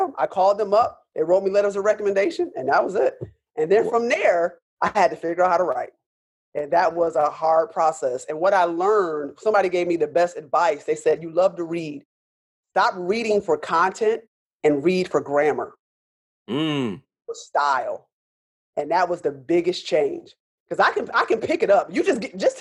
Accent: Rochester, New York, United States; moved away; also born or lived in Pittsburgh; I'm born and raised in Rochester

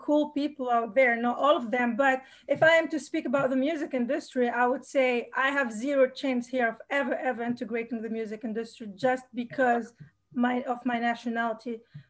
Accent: Tunisia

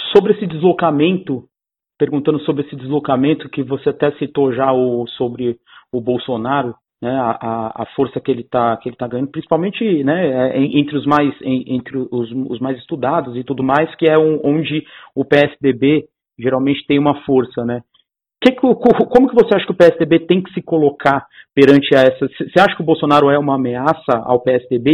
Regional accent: São Paulo, Brazil; eu sou aqui de São Paulo também

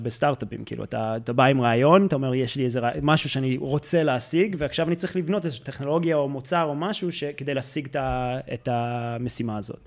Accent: United States; accent: American; Hebrew is a second language; moved away as an adult; now in Israel; אני במקור מארצות הברית, אז אם יוצא את המבטא האמריקאי

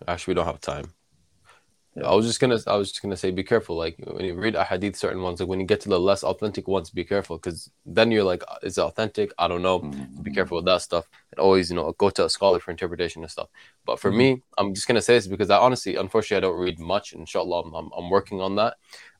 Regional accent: Tulkarm, West Bank, Palestine; I'm from Tul Karim.

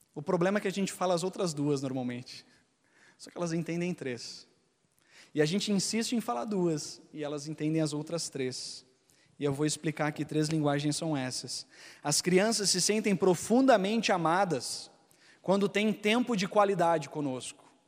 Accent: Gaúcho, Rio Grande do Sul, Brazil; eu, e minha esposa, é, a gente é gaúcho

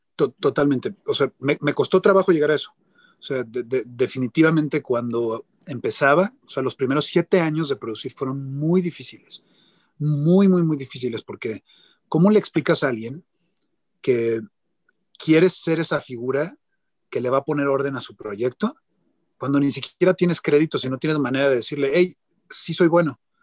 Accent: Mexico; soy un productor de México

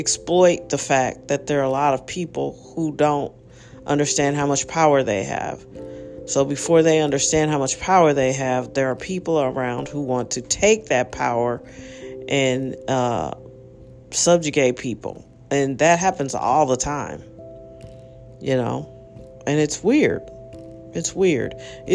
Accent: United States; also born or lived in St. Louis, Missouri; as an American

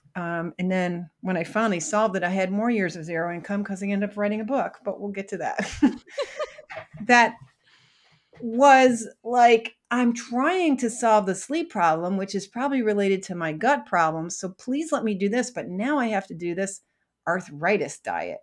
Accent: Syracuse, New York, United States; I grew up in Syracuse, New York

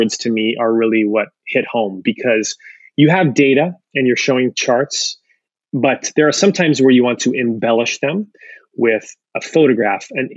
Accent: Ventura County, LA area, California, United States; moved away; also born or lived in Toronto, Canada; I was born in Toronto, but I spent most of my life in the LA area, up in Ventura County, since I was a little kid

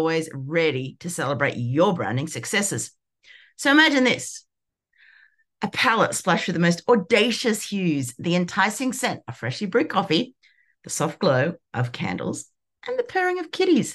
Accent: Sydney, New South Wales, Australia; I'm from Sydney, Australia, and I hang with my fabulous family

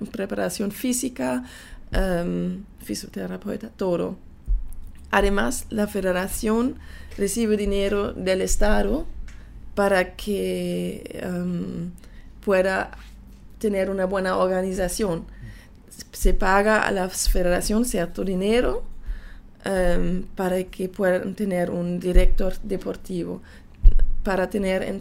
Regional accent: Panama; quería mostrar, bueno, que soy panameña también, porque tengo familia aquí, es también mi país, es mi nacionalidad.

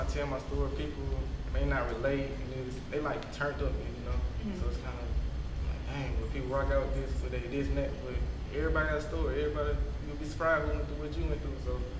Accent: Tyler, Alabama, United States; Like I said, I came from Tyler, Alabama. Ain't nothing going down there, so it's kind of hard to get emotions going

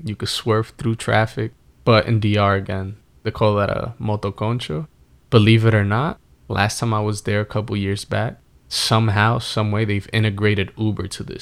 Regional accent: New York City, New York, United States; moved away; also born or lived in New Jersey; I grew up in the Bronx around the same area as you

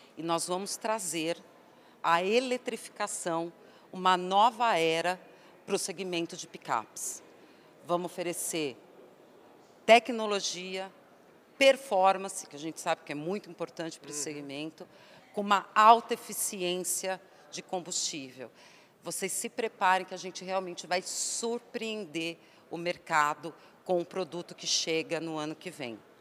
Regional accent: Santo André, São Paulo, Brazil; eu sou de São Paulo, mais especificamente Santo André

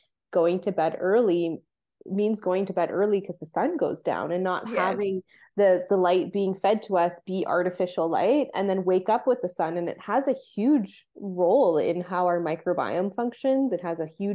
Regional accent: Canada; growing up in Canada, I felt like I didn't have a culture

